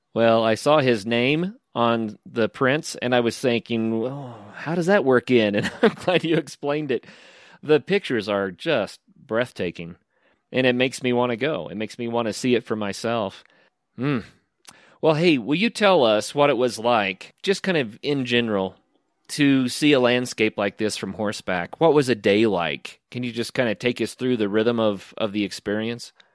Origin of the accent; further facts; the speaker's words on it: the American West, United States; I'm from the American West, where we have, you know, national forest land